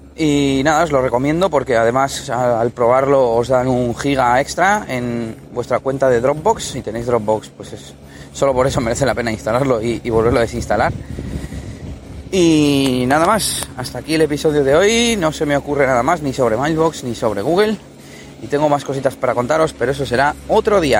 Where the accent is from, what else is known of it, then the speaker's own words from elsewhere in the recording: Spain; usamos inglés de Cuenca, aquí en España